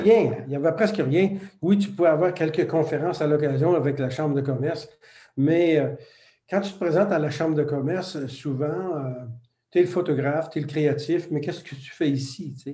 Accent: Quebec, Canada; first language French; le français, c'était notre langue maternelle, donc, puis on était côtoyé par l'anglais. Il faut dire que l'Amérique du Nord, le Québec est entouré de presque 400 millions d'anglophones

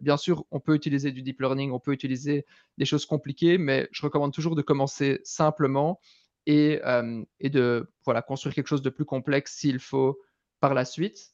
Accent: Belgium; accent: Belgian; moved away as an adult; also born or lived in London; je viens de Belgique, je suis belge, vous entendrez peut-être un, un, petit accent. J'ai vécu en Belgique jusqu'à 18 ans

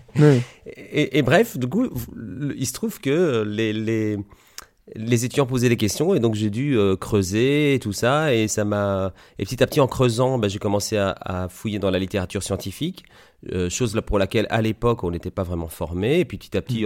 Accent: Liège, Wallonia, Belgium; moved away as an adult; also born or lived in Italy / Granville, Normandy; now in Coutances, France; je suis né en Italie, c'est pour ça que j'ai un nom italien. Et j'ai grandi en Belgique. Et en Belgique, j'ai fait des études d'ingénieur, ce qu'on appelle ingénieur industriel, à Liège, là où j'habitais

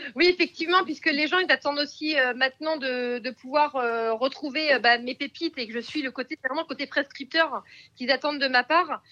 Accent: Picardy, Hauts-de-France, France; je suis picarde d'origine

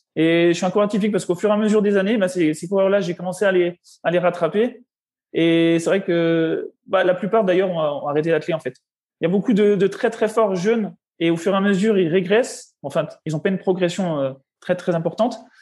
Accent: Besançon, Bourgogne-Franche-Comté, France; moved away; Je suis né à Besançon le 10 juillet 1990.

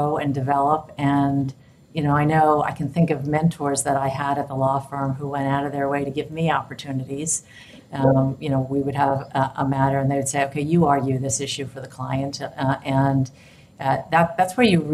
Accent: New York, United States; moved away as an adult; now in San Francisco, United States; I grew up in New York

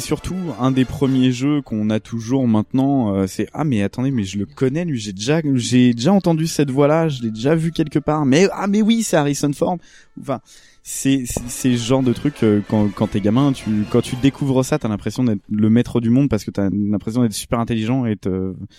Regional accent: France; en tant que Français

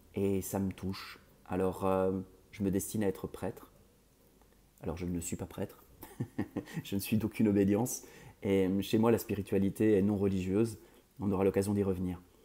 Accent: Belgium; je suis belge d'origine

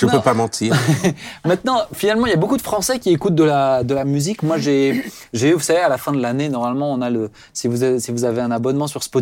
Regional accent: Cameroon; Moi, je suis camerounais.

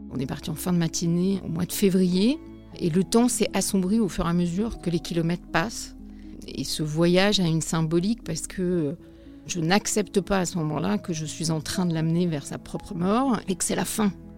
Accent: Brittany, France; now in Paris, France; on est originaire de Bretagne toutes les deux

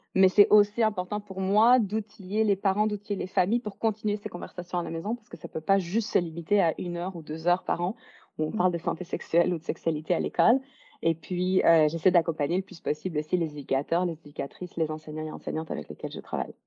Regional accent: Belgium; now in Vancouver, Canada; je suis originaire de Belgique, mais j'habite à Vancouver, en Colombie-Britannique, au Canada.

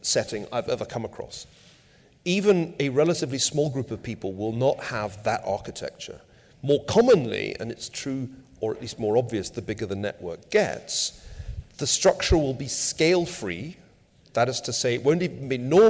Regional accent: United Kingdom; now in United States; As somebody born in Britain

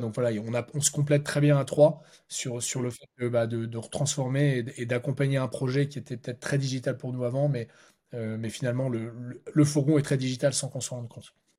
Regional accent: Lille, Hauts-de-France, France; on, est à Lille, hein, on est lillois

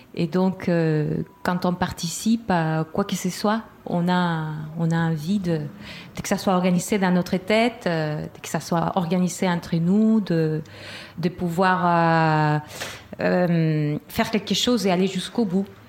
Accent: Chile; moved away; du Chili

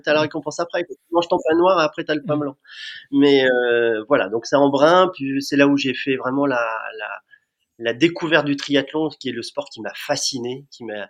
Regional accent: Amiens, Hauts-de-France, France; je suis natif d'Amiens

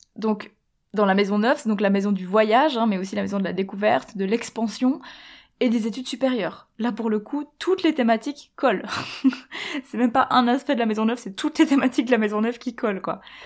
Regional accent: Switzerland; moved away as an adult; also born or lived in Quebec; je suis partie, j'ai quitté la Suisse quand j'avais 19 ans et en fait j'ai laissé un peu tout ce que je connaissais pour aller là-bas

